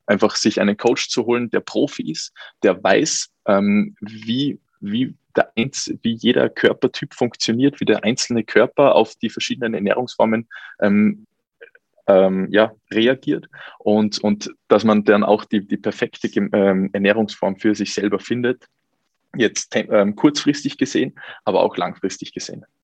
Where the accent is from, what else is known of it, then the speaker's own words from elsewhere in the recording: Salzburg, Austria; Ich komme aus Salzburg.